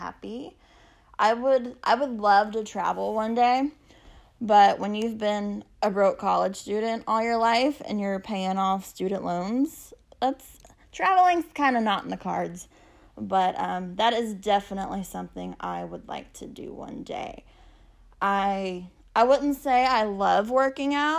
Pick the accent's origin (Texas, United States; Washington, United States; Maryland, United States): Texas, United States; also born or lived in El Campo, Texas; I'm from Texas. I live in a small town called El Campo, which is about an hour southwest of Houston